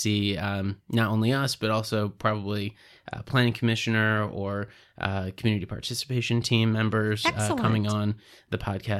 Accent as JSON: {"language": "English", "country": "Israel", "tie": "born or raised there", "said": "I think that is partially from growing up in Israel and having a diversity of food"}